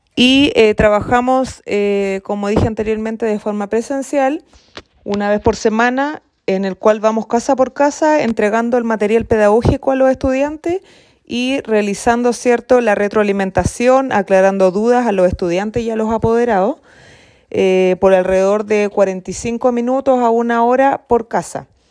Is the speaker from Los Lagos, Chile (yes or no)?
yes; San Juan de la Costa, Los Lagos, Chile; soy exalumna también del establecimiento